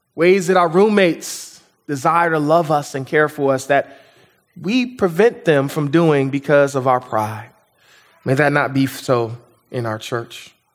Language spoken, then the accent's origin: English; United States